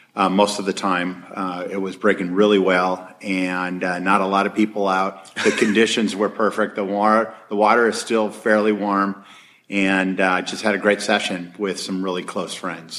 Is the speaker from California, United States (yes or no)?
yes; Huntington Beach, California, United States; I grew up in Huntington Beach and uh, two blocks from the beach